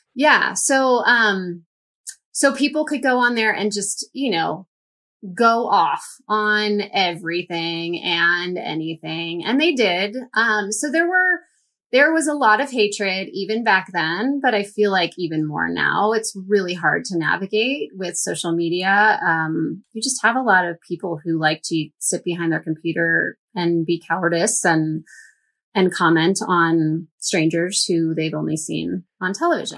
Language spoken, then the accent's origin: English; St. Louis, Missouri, United States; we went to my hometown